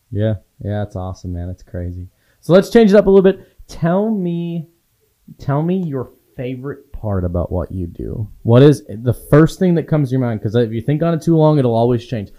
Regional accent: Waldo, Wisconsin, United States; moved away; I grew up in a town of four hundred and fifty people

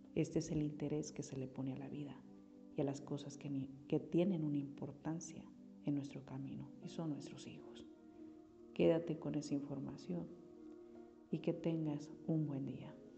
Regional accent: Mexico; como mexicanos

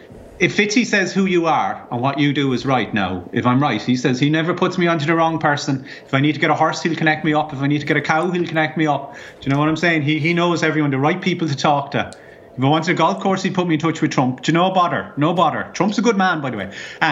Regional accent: Ireland; Do you not recognize me? I'm from Ireland.

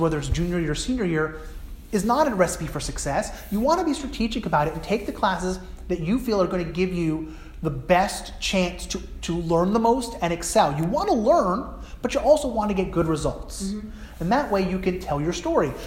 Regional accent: New Jersey, United States; New Jersey, I grew up in New Jersey

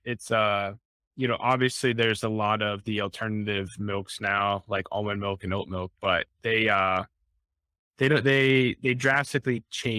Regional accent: Pittsburgh, Pennsylvania, United States; Well, I grew up in Pittsburgh and everything, so I'm a big Steelers.

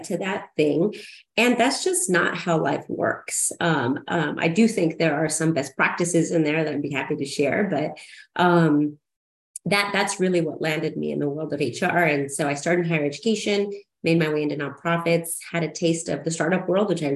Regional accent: Siloam Springs, Arkansas, United States; I grew up in Silent Springs, Arkansas, which was, maybe you all don't know, it's Northwest Arkansas, right outside of Fayetteville

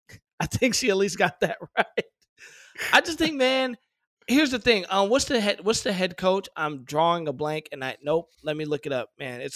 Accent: Detroit, Michigan, United States; I grew up in Detroit.

